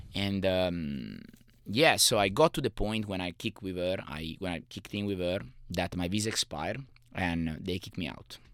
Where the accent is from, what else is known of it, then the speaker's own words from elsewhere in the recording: Savona, Liguria, Italy; English is a second language; moved away; I was born in Italy, in a little city called Savona